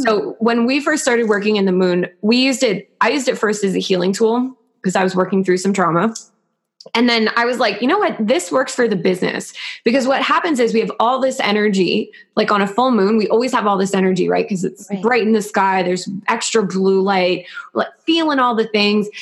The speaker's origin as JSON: {"language": "English", "region": "New York", "country": "United States", "said": "As a New Yorker"}